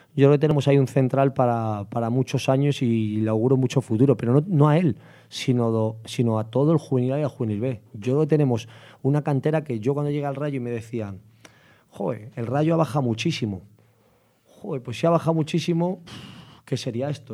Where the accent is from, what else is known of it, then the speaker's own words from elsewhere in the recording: Madrid, Community of Madrid, Spain; also born or lived in Vallecas; yo me he quitado en San Cristóbal y luego pues nací en Vallecas y de Vallecas nos fuimos a San Cristóbal